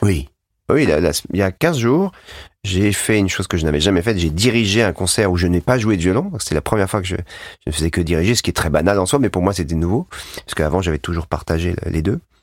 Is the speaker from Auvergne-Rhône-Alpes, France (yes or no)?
yes; Savoie, Auvergne-Rhône-Alpes, France; on vient tous les deux de la Savoie